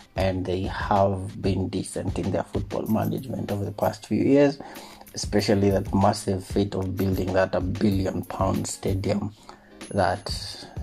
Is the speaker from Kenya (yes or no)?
yes; Kenya; also born or lived in Nairobi; as a Kenyan.